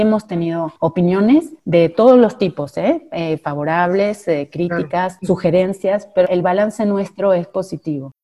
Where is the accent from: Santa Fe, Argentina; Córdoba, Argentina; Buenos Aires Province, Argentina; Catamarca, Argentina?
Santa Fe, Argentina; Cañada de Gómez; moved away as an adult; now in Mexico; de mi pueblo natal, de Cañada de Gómez, con el que, un equipo con el que me crié